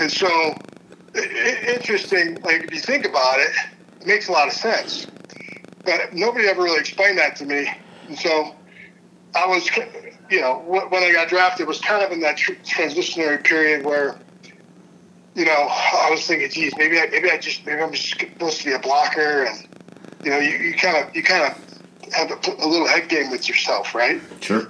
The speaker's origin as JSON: {"language": "English", "town": "Cleveland", "region": "Ohio", "country": "United States", "moved": "yes", "lives_now": "Kansas City, United States", "said": "I'm originally from Cleveland"}